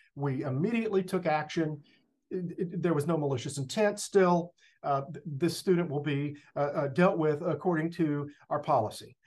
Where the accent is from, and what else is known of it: Longview, Texas, United States; born or raised there; also born or lived in New Jersey; now in La Porte, United States